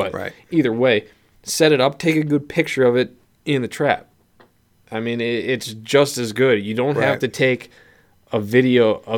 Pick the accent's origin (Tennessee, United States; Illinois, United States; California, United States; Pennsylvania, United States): Pennsylvania, United States; But we're from Pennsylvania.